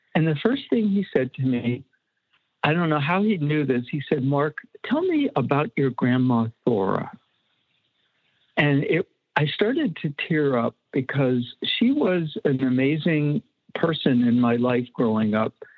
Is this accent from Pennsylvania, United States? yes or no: yes; Erie, Pennsylvania, United States; moved away; I went back to my hometown, Erie, Pennsylvania